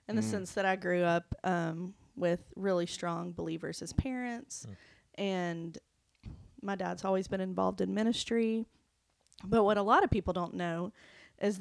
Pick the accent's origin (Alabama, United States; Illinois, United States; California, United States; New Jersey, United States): Alabama, United States; Montgomery; also born or lived in Homewood, Alabama; I grew up in Montgomery